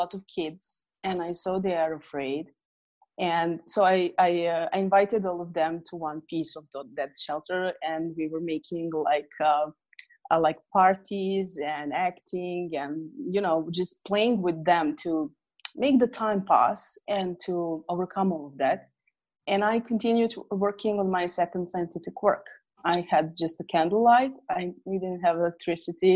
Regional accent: near Hungary, Vojvodina, Serbia; I was living in Yugoslavia back then, and there was war going on. If I may say that I was the lucky one to live closer to Hungary

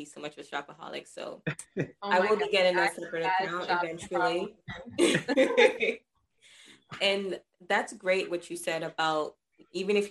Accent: Jamaica; moved away; I used to live there. I used to live in Jamaica

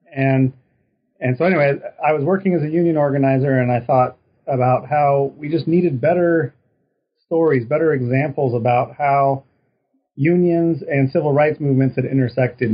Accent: Reno, Nevada, United States; now in Texas, United States; I'm originally from Reno, Nevada

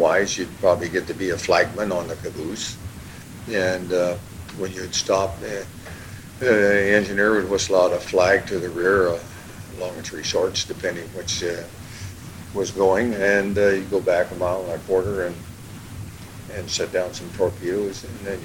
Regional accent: Vancouver, Washington, United States; also born or lived in Yakima, Washington; I was born in Yakima, Washington, and I was there till the second grade, and then we came to Vancouver on 1940. I've been here ever since

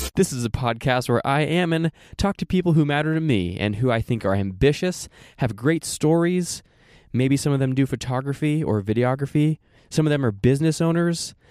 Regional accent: Oregon, United States; moved away; also born or lived in Saint George, Utah; I'm from Oregon.

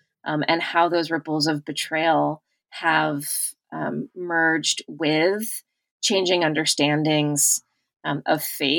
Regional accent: United States; as an American, as someone who was raised in a Catholic faith tradition

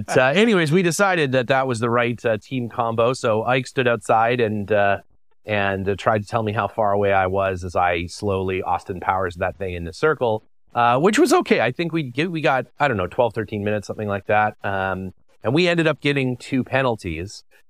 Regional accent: Canada

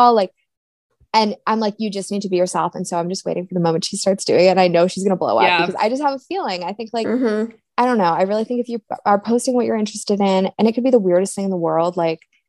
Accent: Maine, United States; I'm from Maine.

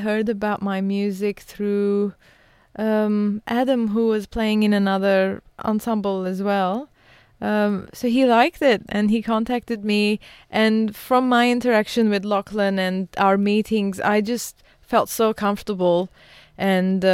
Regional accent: Beirut, Beirut Governorate, Lebanon; I was born in Beirut, as I mentioned, and I was born during the war.

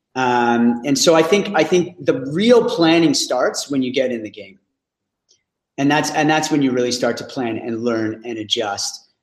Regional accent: Ottawa, Ontario, Canada; I'm from Ottawa.

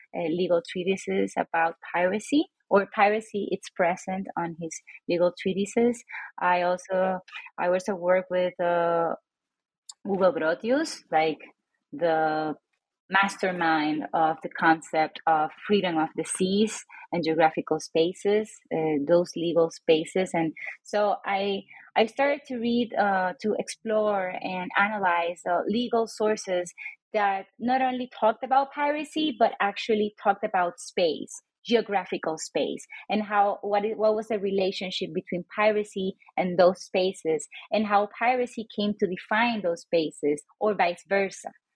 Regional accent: San Juan, Puerto Rico; moved away as an adult; now in Reno, United States; I was born and raised in San Juan, Puerto Rico, a little island in the Caribbean

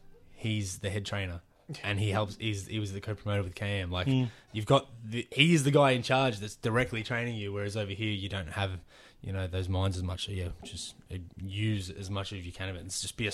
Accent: Australia; I'm a wrestler from Australia.

